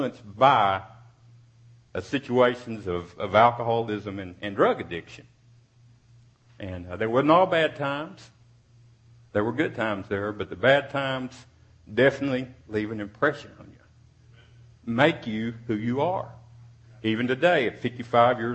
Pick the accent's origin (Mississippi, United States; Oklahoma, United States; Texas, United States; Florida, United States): Texas, United States; Odessa; I was born in Odessa, Texas in 1957, May 23rd